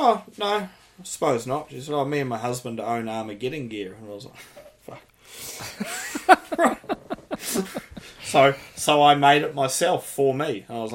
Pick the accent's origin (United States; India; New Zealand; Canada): New Zealand; I'm from New Zealand.